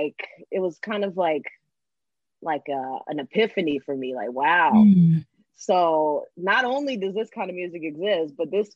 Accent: Texas, United States; So for me, I grew up in Texas. My parents were in the military, so we moved around a lot, but we ended up settling in Texas for a while

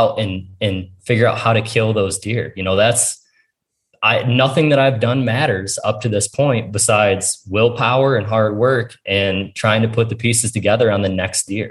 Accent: Ohio, United States; it's my home state

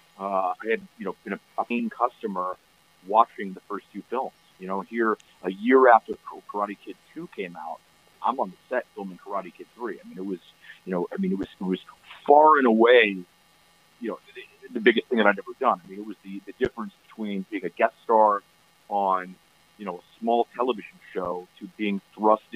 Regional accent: Pennsylvania, United States; moved away as an adult; also born or lived in Los Angeles; I'm from Pennsylvania, and I would go back to my karate school in Pennsylvania

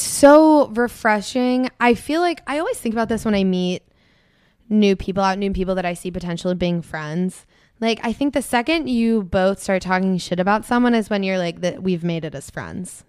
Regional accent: Annapolis, Maryland, United States

